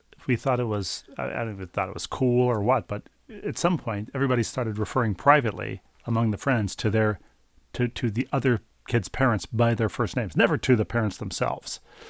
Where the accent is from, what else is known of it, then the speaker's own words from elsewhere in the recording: Bloomington / Richfield, Minnesota, United States; It turned into Best Buy, whose headquarters were in my hometown. Well, at 494 and 35W on the Bloomington Richfield, on the lawless border regions between Bloomington and Richfield.